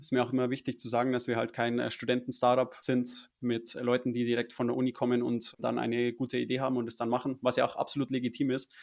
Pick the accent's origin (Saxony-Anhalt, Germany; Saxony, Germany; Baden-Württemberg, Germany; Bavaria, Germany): Bavaria, Germany; Munich; Ich bin aus München